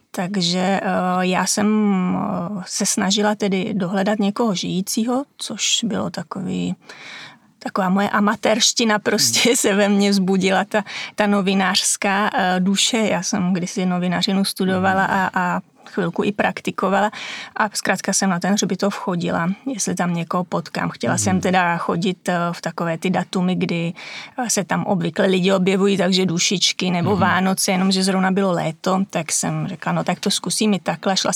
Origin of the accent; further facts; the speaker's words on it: Šumava, Czechia; já jsem ze Šumavy, tam u nás máme kostelíček, čtyři křížky a to je veškerý hřbitov